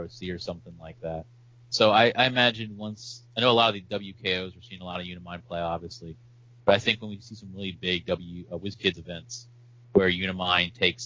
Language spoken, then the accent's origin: English; Eastern Shore of Maryland, United States; also born or lived in South Carolina; I'm from the Eastern Shore of Maryland